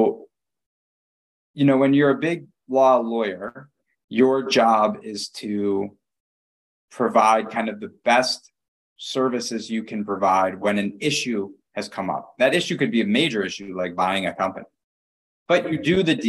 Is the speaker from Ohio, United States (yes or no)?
no; Detroit, Michigan, United States; I grew up in the suburbs of Detroit, Michigan